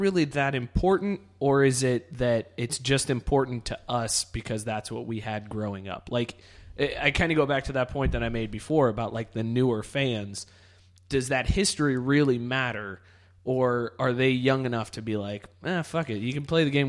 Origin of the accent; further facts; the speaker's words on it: Northeast Ohio, United States; I'm from Northeast Ohio, and growing up, I was a big Indians fan as a kid because that was the team near me.